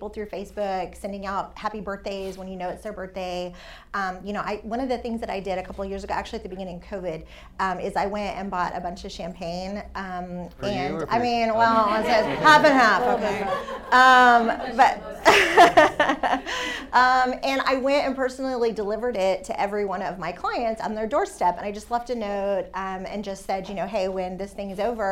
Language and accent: English; San Antonio, Texas, United States; born and raised in San Antonio